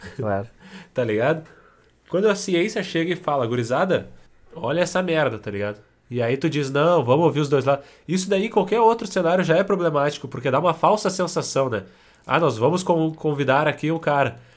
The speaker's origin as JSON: {"language": "Portuguese", "country": "Brazil", "said": "como sendo brasileiros sensatos"}